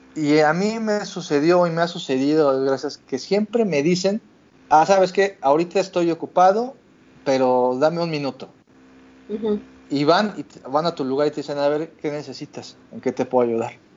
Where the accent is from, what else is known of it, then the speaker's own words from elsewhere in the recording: Mexico City, Mexico; moved away as an adult; now in Vancouver, Canada; Yo soy de la Ciudad de México, soy chilango de corazón